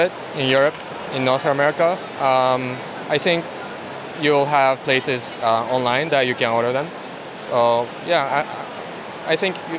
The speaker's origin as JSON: {"language": "English", "region": "Tokyo", "country": "Japan", "said": "Tokyo, Japan."}